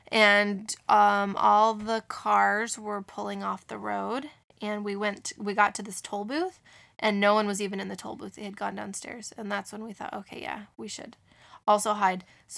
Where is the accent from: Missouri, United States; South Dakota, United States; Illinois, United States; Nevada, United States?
Missouri, United States; moved away; When I grew up in Missouri, we had a lot of tornadoes every year.